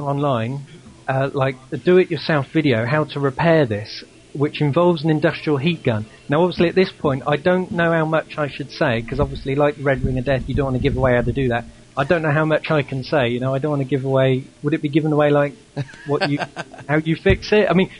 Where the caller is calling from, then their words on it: United Kingdom; calling from the UK.